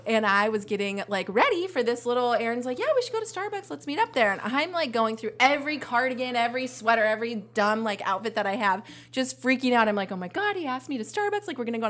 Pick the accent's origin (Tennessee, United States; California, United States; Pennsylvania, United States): California, United States; Pleasanton; It's fun because I grew up in Pleasanton